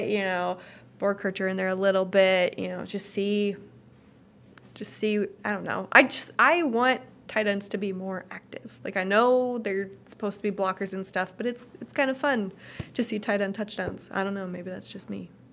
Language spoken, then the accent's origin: English; Nebraska, United States; I'm from Nebraska